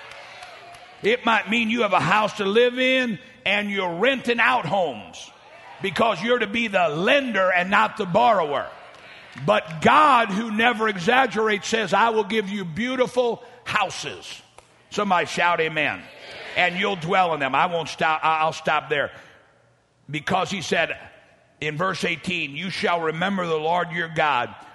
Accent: St. Louis, Missouri, United States; now in Dallas, United States; I grew up in South St. Louis

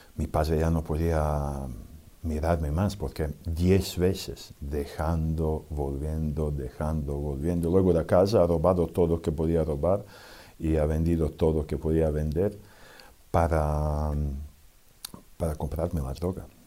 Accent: Serbia; Spanish is a second language; moved away; Vengo de Serbia, que antes era Yugoslavia

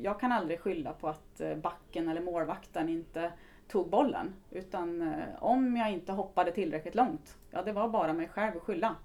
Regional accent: Östersund, Jämtland, Sweden; moved away; also born or lived in Karlstad; kommer ifrån eh, Östersund eh, ursprungligen. Så att jag är norrlänning, surjämte brukar jag använda ibland

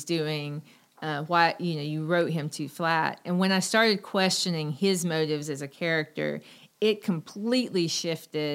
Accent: Cherokee, North Carolina, United States; I grew up in Western North Carolina in Cherokee.

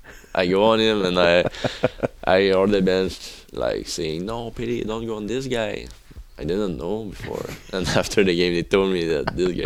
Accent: Rivière-du-Loup, Quebec, Canada; first language French; English is a second language; moved away as an adult; now in United States; I come from Quebec, like Rivière-du-Loup.

